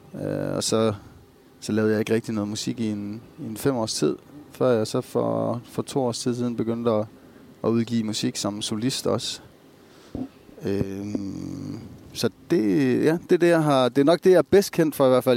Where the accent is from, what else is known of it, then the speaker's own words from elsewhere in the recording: Esbjerg, Southern Denmark, Denmark; moved away as an adult; also born or lived in Germany; now in Copenhagen, Denmark; jeg er egentlig ikke født i Esbjerg. Jeg er født i Tyskland, men vokset op i Esbjerg, siden jeg var et halvt år gammel